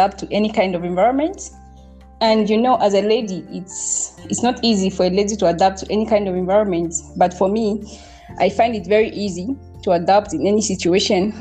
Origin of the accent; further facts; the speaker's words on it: Mansa, Luapula Province, Zambia; also born or lived in Kawambwa; born and bred in Mansa, Luapula